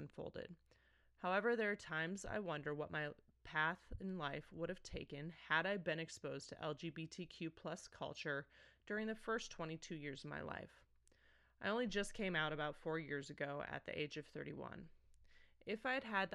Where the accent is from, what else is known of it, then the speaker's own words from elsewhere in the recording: Holabird, South Dakota, United States; also born or lived in Highmore, South Dakota; was born and raised on a farm in small town South Dakota. I'm originally from Hollabird and went to school in Highmore